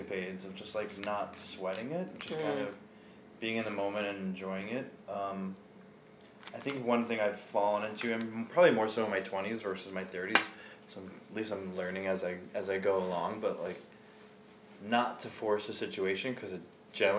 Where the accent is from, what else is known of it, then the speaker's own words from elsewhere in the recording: New York, United States; I'm from New York, but I've been in New York as an adult for more than 12 years.